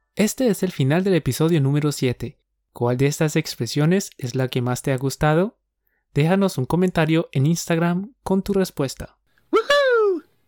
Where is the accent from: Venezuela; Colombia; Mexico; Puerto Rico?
Colombia; Somos dos profes colombianos